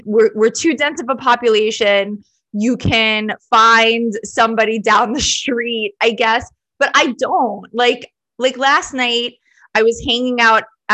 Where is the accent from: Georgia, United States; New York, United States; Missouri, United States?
New York, United States; Long Island; I'm a native New Yorker, even though like technically I grew up on Long Island